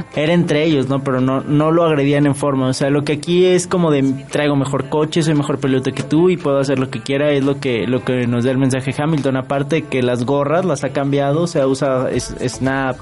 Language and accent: Spanish; San Luis Potosí, Mexico; yo soy potosina